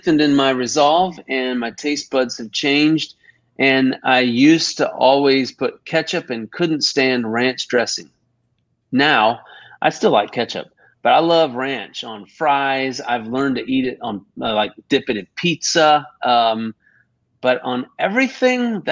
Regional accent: Texas, United States; now in Augusta, United States; my Texas roots, you know, because I'm a Texan

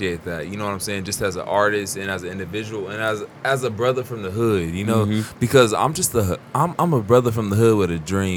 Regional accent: Wichita, Kansas, United States; I was raised on Wabash, 21st and Grove, you know what I'm saying, around, you know, on the north side of Wichita

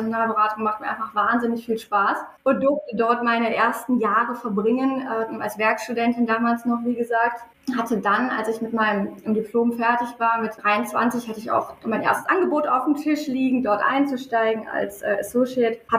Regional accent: North Rhine-Westphalia, Germany; ich, äh, ich bin ja auch ein, ein Kind des Ruhrpots. Mein Vater sagt immer, wir kennen äh, die, die Kathedralen des Ruhrgebiets und äh, fühlen uns da zu Hause

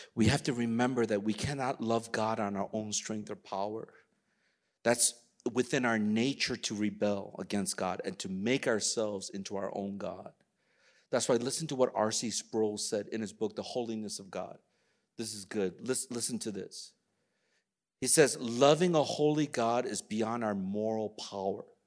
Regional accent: United States; I'm Korean American

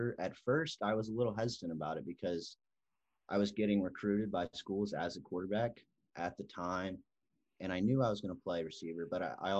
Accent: Houston, Texas, United States; moved away as an adult; now in Manhattan, United States; growing up in Houston, it's kind of the hometown school

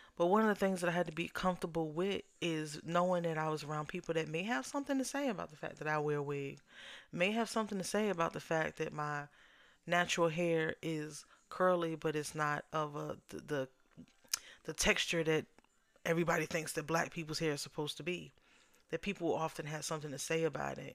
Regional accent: New York, United States; now in Southern United States; I'm originally from New York

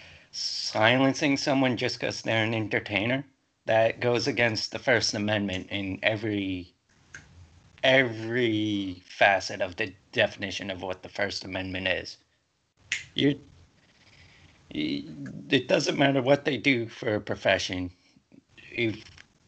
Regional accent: United States; I believe as an American

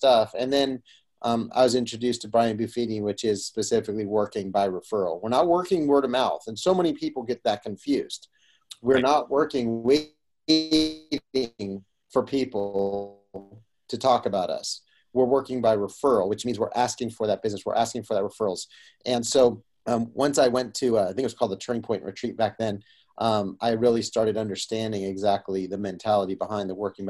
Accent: Roseville, United States; So I grew up here in Roseville

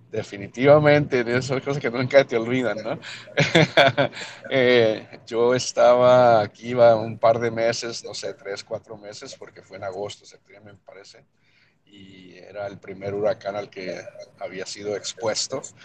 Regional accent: El Paso, Texas, United States; first language Spanish; also born or lived in Mexico; crecí en El Paso, Texas, pero nací yo en México. Llegamos a los Estados Unidos, ah, llegamos a los Estados Unidos en el 75, cuando ya era un, jovencito, un niño

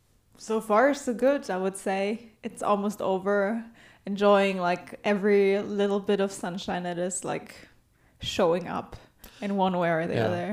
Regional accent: Germany; I'm from Germany.

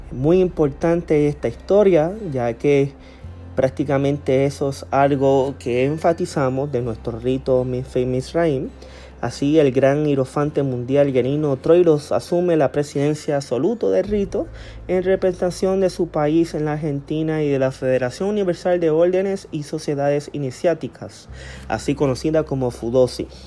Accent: Puerto Rico; ya que nosotros como puertorriqueños eh, eh, se ha fomentado a través de todos los años un rito escocés antiguo y aceptado

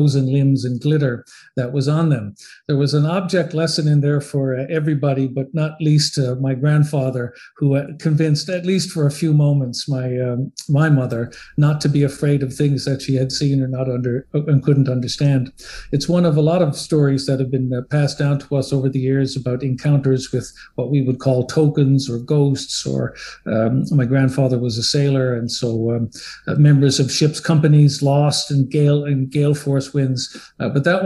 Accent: Newfoundland and Labrador, Canada; now in Ottawa, Canada; I am a Newfoundlander, a Canadian by birth and a Newfoundlander by inclination.

